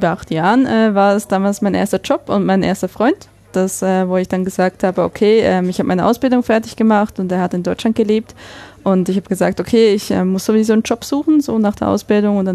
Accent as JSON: {"language": "German", "country": "Switzerland", "tie": "born or raised there", "lives_now": "Essen, Germany", "said": "bin wirklich mehr oder weniger auf, auf, dem Dorf aufgewachsen in der Schweiz"}